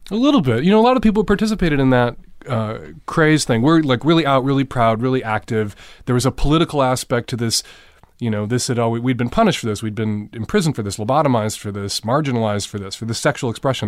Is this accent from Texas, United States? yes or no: no; Chicago, Illinois, United States; I grew up in, in Rogers Park, which is as far north and east